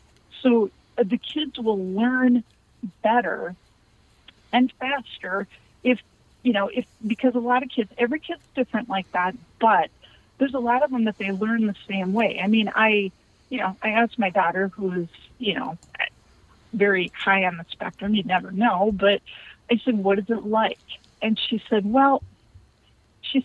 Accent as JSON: {"language": "English", "region": "Scotland", "country": "United Kingdom", "said": "I'm Scottish. I'm Scotch, so we stand by it on that one."}